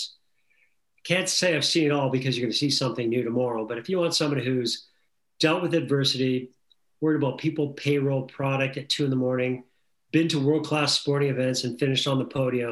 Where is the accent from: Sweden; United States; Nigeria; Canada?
Canada; Western Canada; I was a little kid growing up in Western Canada